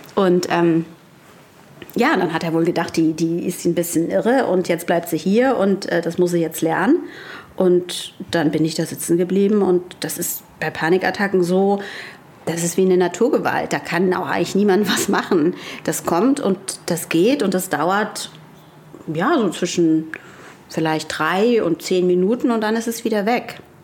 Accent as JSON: {"language": "German", "town": "Frankfurt am Main", "region": "Hesse", "country": "Germany", "tie": "born or raised there", "accent": "Hessian", "moved": "as an adult", "lives_now": "Hamburg, Germany", "said": "ich komme ursprünglich aus Frankfurt am Main"}